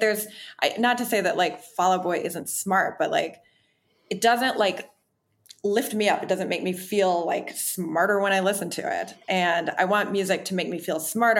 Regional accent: Wisconsin, United States; now in Los Angeles, United States; I'm from Wisconsin

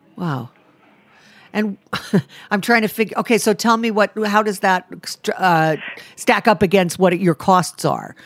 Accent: Rhode Island, United States; I'm from Rhode Island, and I actually live there most of the time now

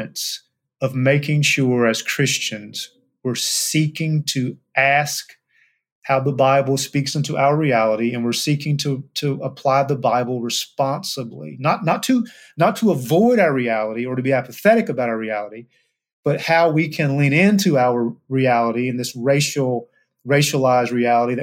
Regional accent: Eastern Kentucky, United States; an African-American who grew up in Eastern Kentucky

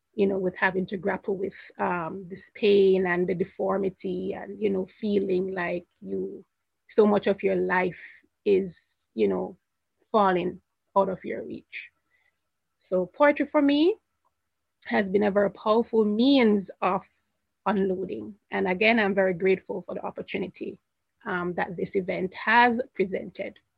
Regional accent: Jamaica; I'm not from America. I'm from Jamaica.

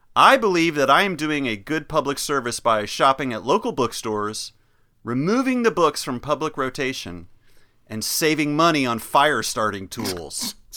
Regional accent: Chapel Hill, North Carolina, United States; growing up in Chapel Hill, North Carolina

